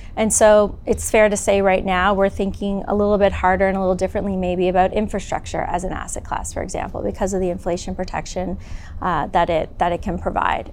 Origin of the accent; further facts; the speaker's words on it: southwestern Ontario, Canada; moved away as an adult; also born or lived in Toronto, Canada / Hong Kong; now in California, United States; I grew up in southwestern Ontario predominantly